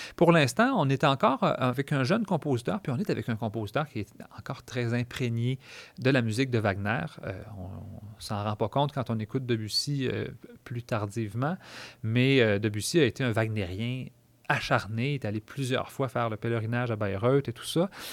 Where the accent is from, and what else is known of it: Quebec, Canada